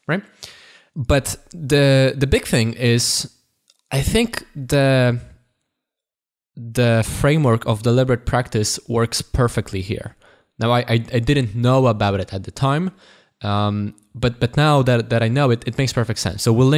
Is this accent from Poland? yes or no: yes; Poland; accent: Polish; English is a second language; my accent is not perfect, but it's not as obviously it's not as thick, it's not as obviously Polish as it was before.